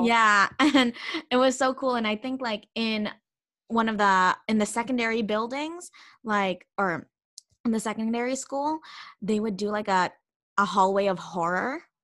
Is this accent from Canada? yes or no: yes; Canada; also born or lived in Philippines; now in Spain